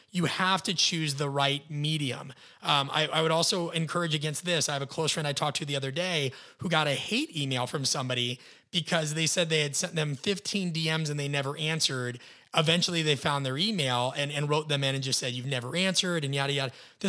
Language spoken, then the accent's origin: English; Midwest, United States; being a Midwesterner